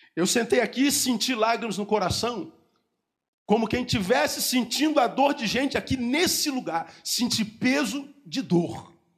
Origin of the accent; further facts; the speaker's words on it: Rio de Janeiro, Brazil; Eu, eu sou da cidade do Rio de Janeiro, eu moro num bairro chamado Recreio